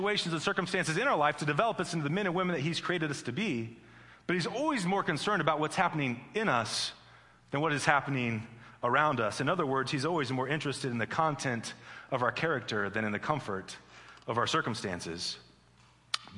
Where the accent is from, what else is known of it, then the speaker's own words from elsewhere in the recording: Midwest, United States; I'm from the Midwest